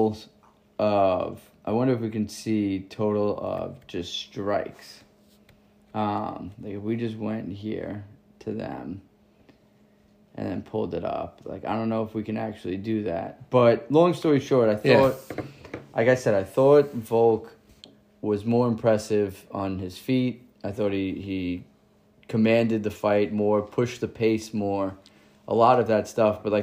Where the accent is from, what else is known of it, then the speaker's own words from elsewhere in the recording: Long Island, New York, United States; I'm 31 years old, born and raised in Long Island